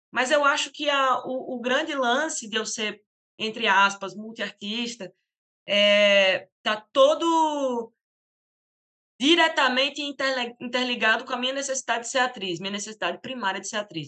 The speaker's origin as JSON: {"language": "Portuguese", "town": "Natal", "region": "Rio Grande do Norte", "country": "Brazil", "said": "eu venho da, da Copab, venho do conjunto habitacional"}